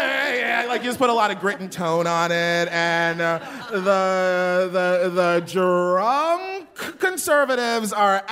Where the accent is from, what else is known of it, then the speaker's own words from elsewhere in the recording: Baltimore, Maryland, United States; I'm from Baltimore